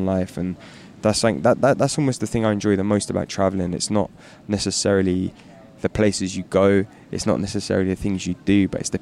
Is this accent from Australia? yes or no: no; London, United Kingdom; growing up in London